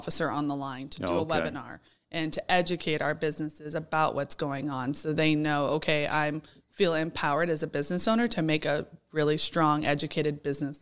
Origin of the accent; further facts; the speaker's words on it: Houston, Texas, United States; moved away as an adult; now in Boerne, United States; I'm originally from Houston and born and raised